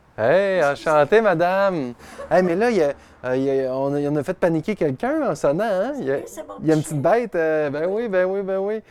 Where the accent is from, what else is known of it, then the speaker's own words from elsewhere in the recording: Saguenay, Quebec, Canada; j'ai grandi au Saguenay